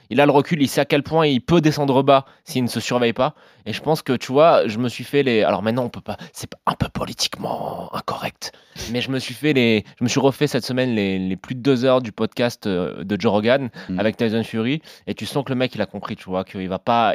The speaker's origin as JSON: {"language": "French", "country": "France", "said": "quand on est français"}